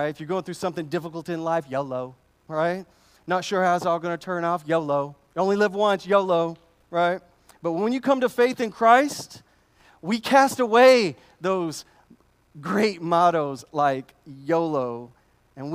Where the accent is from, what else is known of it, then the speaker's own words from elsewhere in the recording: United States; As an American, in my American culture of pull yourself up by your bootstraps